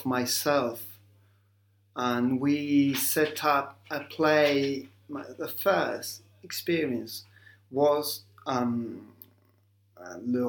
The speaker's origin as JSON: {"language": "English", "region": "southern Chile", "country": "Chile", "tie": "born or raised there", "moved": "as an adult", "lives_now": "Paris, France", "said": "I was born in Chile, south of Chile, which is a very rainy place"}